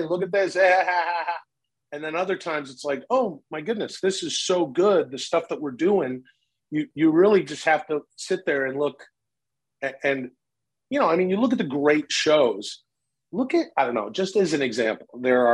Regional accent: Canada; now in United States; I grew up in Canada

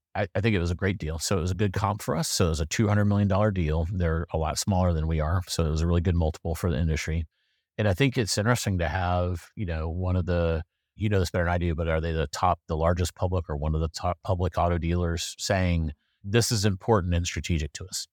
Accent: South Carolina, United States; now in Durham, United States; I'm from South Carolina, but, uh, I'm coming to you live from Durham.

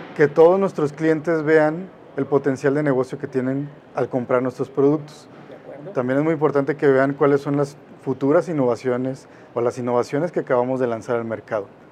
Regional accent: Mexico; Como mexicanos

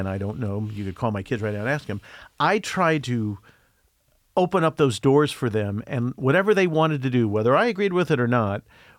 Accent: Midwest, United States; But growing up in the Midwest in the 60s

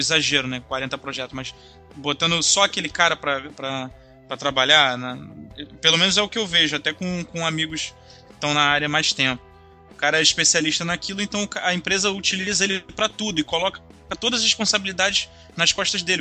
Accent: Brazil; eu como bom brasileiro

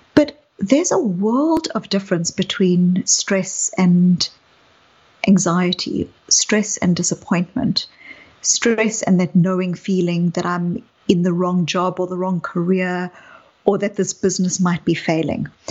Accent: South Africa; you can hear from my accent that I um, grew up in apartheid South Africa. I was a white South African growing up in apartheid South Africa.

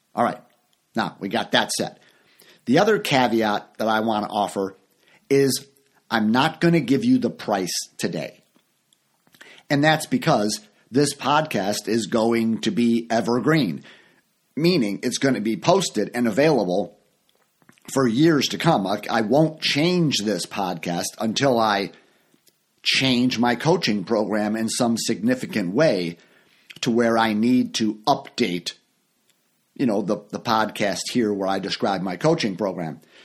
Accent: United States; I grew up in the Uni-, United States

